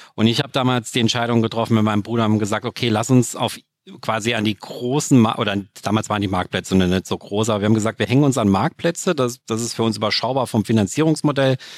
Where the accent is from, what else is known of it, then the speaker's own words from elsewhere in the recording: Saarland, Germany; bei uns im Saarland